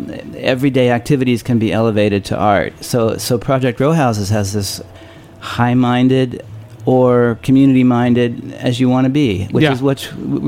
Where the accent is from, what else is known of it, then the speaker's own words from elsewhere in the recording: the Central Valley, California, United States; So I grew up in California, the Central Valley, an agricultural place.